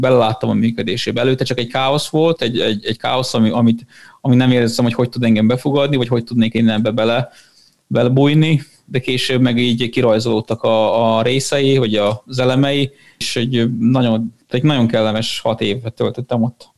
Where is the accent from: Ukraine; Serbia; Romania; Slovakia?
Serbia; moved away as an adult; also born or lived in Vietnam; a választás ugye a szülőfalomra jutott, úgyhogy ezért jöttünk vissza Szerbiába